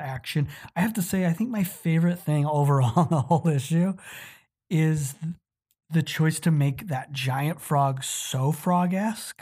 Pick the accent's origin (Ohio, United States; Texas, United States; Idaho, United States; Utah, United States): Utah, United States; Utah, my home state